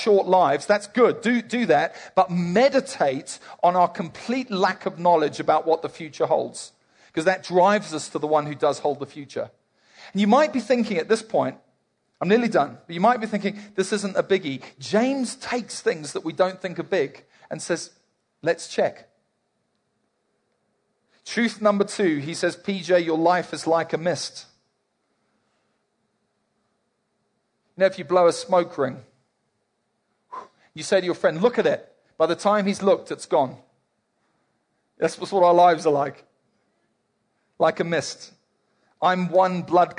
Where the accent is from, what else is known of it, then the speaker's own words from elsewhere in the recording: South Africa; Mostly here we're South African